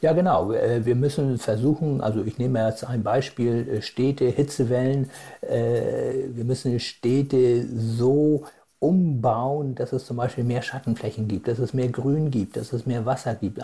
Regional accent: Germany; bei uns in Deutschland

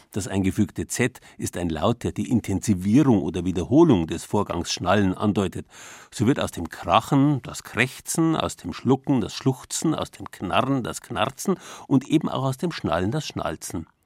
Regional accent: Bavaria, Germany; bei uns in Bayern

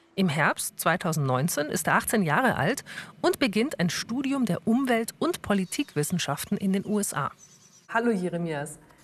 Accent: Augsburg, Bavaria, Germany; moved away; in meine Heimatstadt nach Augsburg

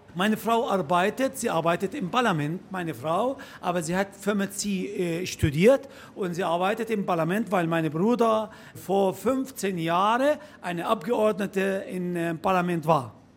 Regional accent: Jordan; German is a second language; bei uns in Jordanien

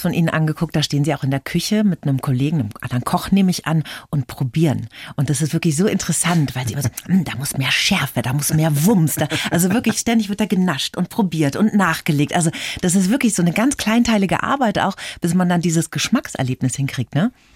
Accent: Bavaria, Germany; bei uns in Bayern

